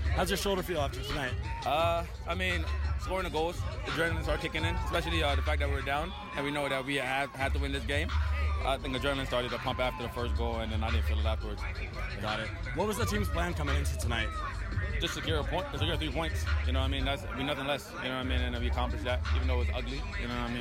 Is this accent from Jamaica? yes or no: yes; Jamaica; I'm from Jamaica.